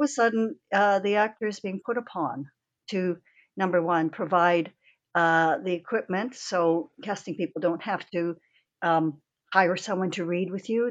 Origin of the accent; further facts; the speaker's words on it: Toronto, Ontario, Canada; was born and bred in Canada, in Toronto. My parents were born in Canada.